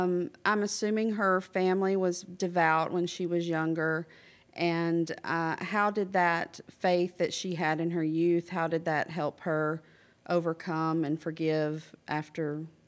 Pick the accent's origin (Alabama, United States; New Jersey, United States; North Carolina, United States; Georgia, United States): Alabama, United States; Birmingham; I'm from Birmingham, Alabama.